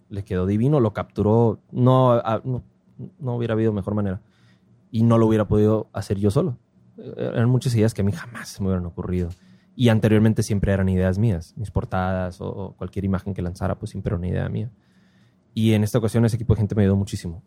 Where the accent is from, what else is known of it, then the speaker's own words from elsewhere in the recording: Ciudad Obregón, Sonora, Mexico; soy de Obregón